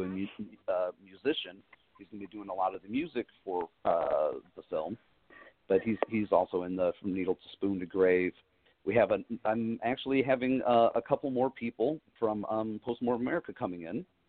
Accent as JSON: {"language": "English", "town": "Valparaiso", "region": "Indiana", "country": "United States", "tie": "born or raised there", "said": "from Indiana that I've my home state"}